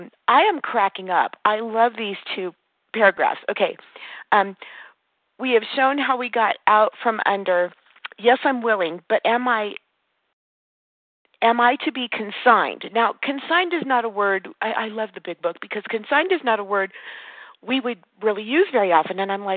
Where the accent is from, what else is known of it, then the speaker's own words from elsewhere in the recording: California, United States; now in Nevada, United States; And I was raised in Southern California by you guys. I got in, thank God, very young. But moving to Northern Nevada, there's not nearly as prevalent as a program.